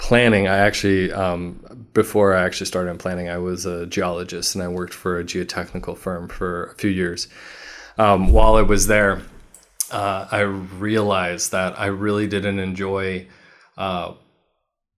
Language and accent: English; Walnut, California, United States; also born or lived in Santa Barbara, California / Chino Hills, California / Upland, California / Rancho Cucamonga, California; now in Riverside, United States; I grew up in a small suburb called Walnut, right by Cal Poly Pomona.